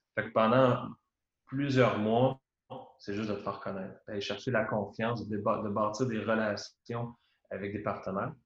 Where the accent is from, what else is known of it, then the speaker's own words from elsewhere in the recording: Trois-Rivières, Quebec, Canada; also born or lived in Valcartier; je viens de Trois-Rivières, j'ai vécu beaucoup à Québec